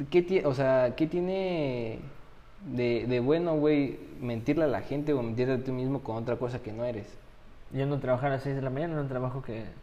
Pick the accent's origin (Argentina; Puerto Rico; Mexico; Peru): Mexico; tú estás sacando a mi, o sea, mi cuatza, güey, mi pueblo acá, mi México, hacia adelante, güey.